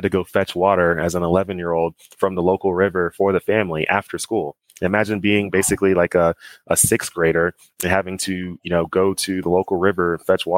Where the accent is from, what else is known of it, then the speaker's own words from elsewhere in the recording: Dallas, Texas, United States; growing up in Dallas